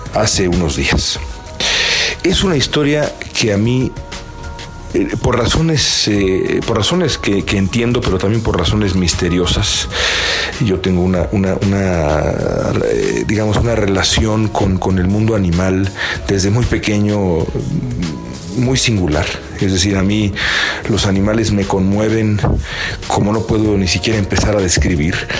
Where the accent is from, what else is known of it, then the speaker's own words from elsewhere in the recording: Mexico City, Mexico; moved away as an adult; yo vengo a la Ciudad de México con cierta frecuencia y desde que me fui de acá hace ya casi un lustro